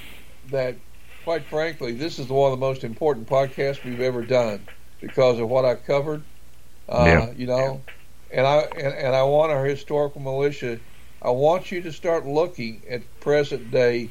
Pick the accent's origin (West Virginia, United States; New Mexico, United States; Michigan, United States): West Virginia, United States; St. Albans; I grew up in Kanawha County and graduated from high school, a little town of St. Albans there in that county